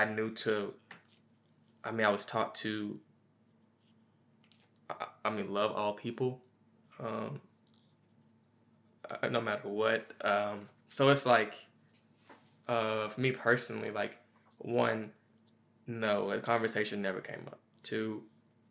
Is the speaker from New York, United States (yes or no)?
no; Memphis, Tennessee, United States; me growing up in Memphis, Tennessee, in the South as well